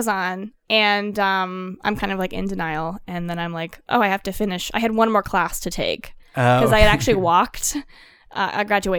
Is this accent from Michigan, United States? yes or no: no; Colorado, United States; I'm from Colorado originally.